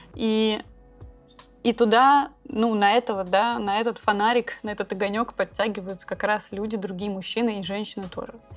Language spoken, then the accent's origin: Russian; Saint Petersburg, Russia; now in Bali, Indonesia; мы обе из Санкт-Петербурга